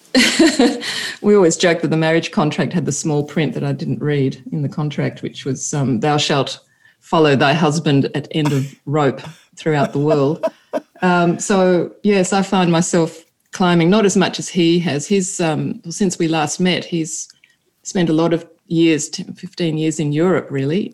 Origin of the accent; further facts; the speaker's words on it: Sydney, New South Wales, Australia; now in Italy; we are originally from Australia, Stephen from Adelaide, and me from Sydney, though I have an Italian family background